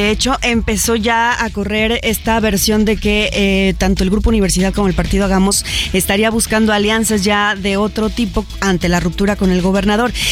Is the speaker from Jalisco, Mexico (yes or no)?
yes; Guadalajara, Jalisco, Mexico; las y los tapatíos